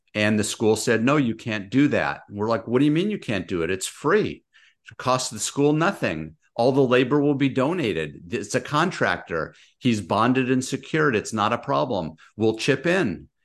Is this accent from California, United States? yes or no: yes; Los Angeles, California, United States; moved away as an adult; now in Orange County, United States; I grew up out in San Fernando Valley, moved further south, U S C, U C Irvine. Now I'm in Orange County.